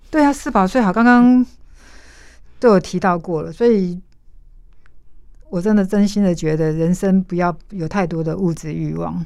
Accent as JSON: {"language": "Chinese", "region": "Hualien County", "country": "Taiwan", "tie": "born or raised there", "said": "我在花莲长大，我父亲是我开公车的嗯哼，那我妈妈在工厂上班"}